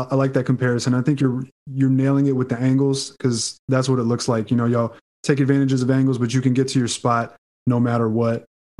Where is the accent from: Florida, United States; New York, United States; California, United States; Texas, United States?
Texas, United States; Houston; I'm from Houston